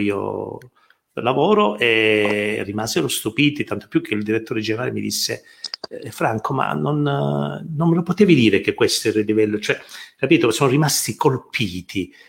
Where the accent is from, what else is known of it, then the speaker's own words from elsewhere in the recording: Calabria, Italy; il senso dell'essere calabresi, è ritornato anche l'orgoglio